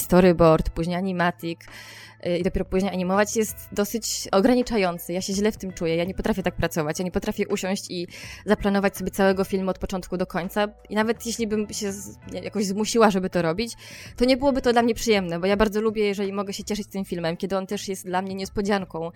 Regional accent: Podkarpacie, Subcarpathian Voivodeship, Poland; now in Warsaw, Poland; Pochodzę ze bardzo małej miejscowości na Podkarpaciu, gdzie nie miałam e, dostępu do kina, do muzeów i do festiwali jakichkolwiek

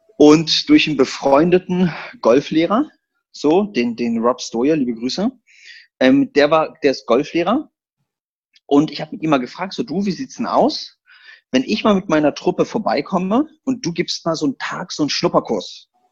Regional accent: Berlin, Germany; also born or lived in eastern Poland; Ich bin geboren in Polen und ich bin als kleiner Junge gekommen, Ausländer hier Berlin.

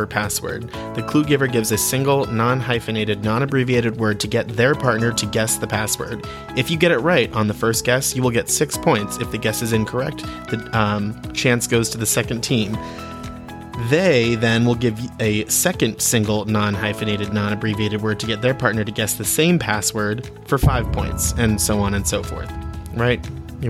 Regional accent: Williamsport, Pennsylvania, United States; originally from Williamsport, Pennsylvania, as am

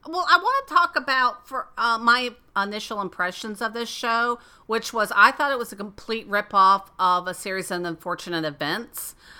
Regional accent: Florida, United States; where I grew up in Florida

